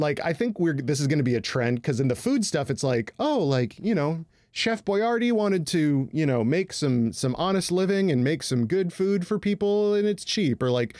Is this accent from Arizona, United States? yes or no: no; Midland, Michigan, United States; my hometown of Midland, Michigan, where Dow resides.